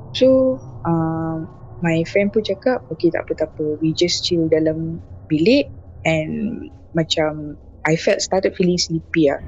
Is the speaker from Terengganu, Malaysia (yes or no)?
no; Kuala Lumpur, Malaysia; I asal dari KL